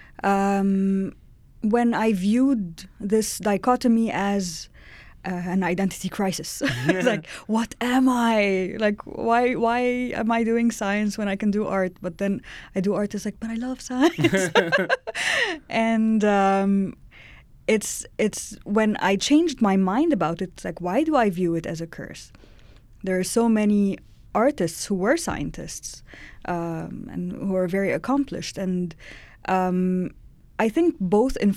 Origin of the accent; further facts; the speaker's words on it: Cairo, Cairo Governorate, Egypt; moved away as an adult; now in Edmonton, Canada; I grew up in Cairo